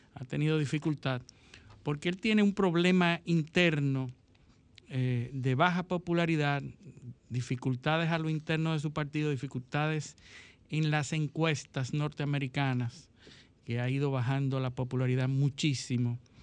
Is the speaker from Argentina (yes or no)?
no; Dominican Republic; yo como dominicano